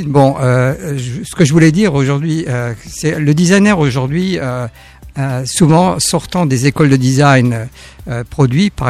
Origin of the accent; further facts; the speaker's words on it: France; moved away as an adult; also born or lived in Germany; Je pense même en tant que Français et quand je suis arrivé en Allemagne